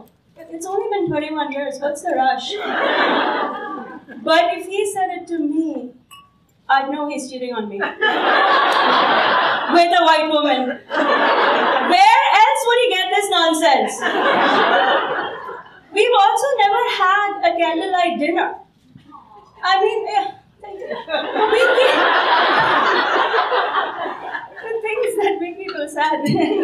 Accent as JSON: {"language": "English", "country": "India", "said": "I was like, I'm Indian. There's a billion of us."}